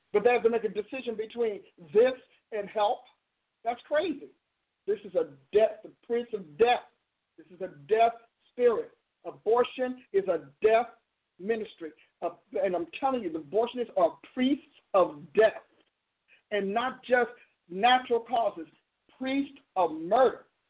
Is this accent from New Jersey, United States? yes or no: yes; New Jersey, United States; I'm from New Jersey, and so I'm saying logos in my my part of Jersey.